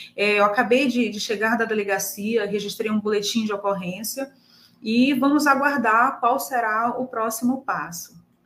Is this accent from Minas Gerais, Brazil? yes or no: no; Pedreiras, Maranhão, Brazil; representando o povo da minha terra